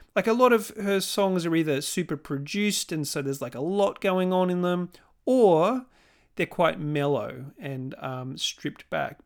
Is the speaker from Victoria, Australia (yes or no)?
yes; Melbourne, Victoria, Australia; my hometown of Melbourne